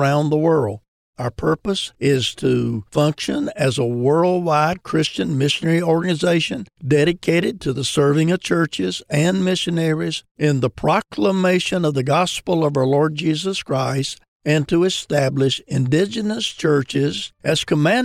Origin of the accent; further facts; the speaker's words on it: upstate South Carolina, United States; moved away; From the upstate of South Carolina